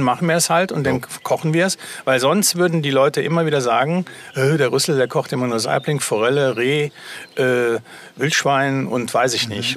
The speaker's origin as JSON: {"language": "German", "country": "Germany", "said": "bei uns in Deutschland"}